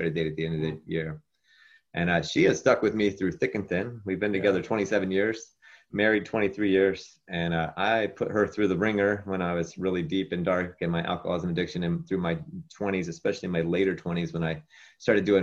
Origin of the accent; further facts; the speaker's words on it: West Virginia, United States; moved away as an adult; now in Southern California, United States; I grew up in West Virginia